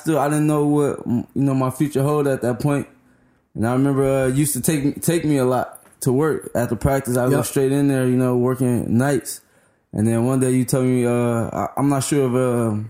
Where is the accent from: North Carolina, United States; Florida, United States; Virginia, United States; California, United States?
California, United States; Compton; I grew up in Park Village. It's not really a project, but it's something